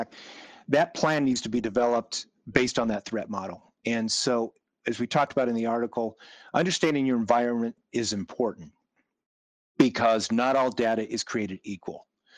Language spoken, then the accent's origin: English; Kansas, United States; I grew up in Kansas